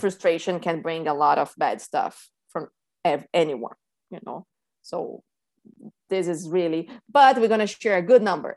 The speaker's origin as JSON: {"language": "English", "region": "São Paulo", "country": "Brazil", "tie": "born or raised there", "moved": "as an adult", "lives_now": "Key Biscayne, United States", "said": "I grew up in Sao Paulo, Brazil, and I moved here almost eight years ago."}